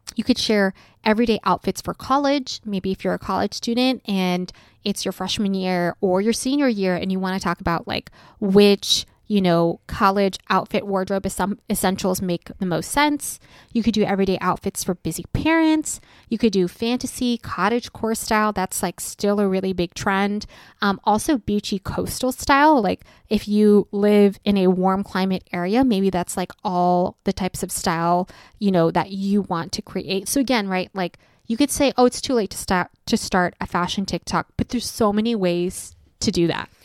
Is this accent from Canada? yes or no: no; United States; an American teenager growing up